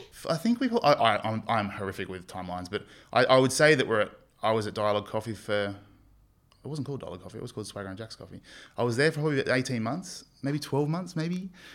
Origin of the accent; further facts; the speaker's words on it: Sydney, New South Wales, Australia; moved away as an adult; now in Townsville, Australia; I grew up in Western Sydney